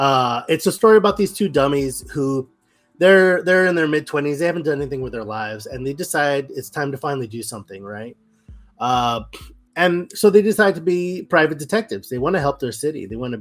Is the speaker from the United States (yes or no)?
yes; Brownsville, Texas, United States; Brownsville, Texas, my hometown